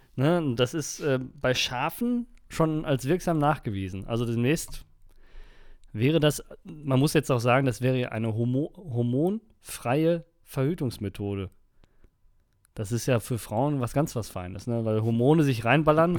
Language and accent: German; Germany; aus Deutschland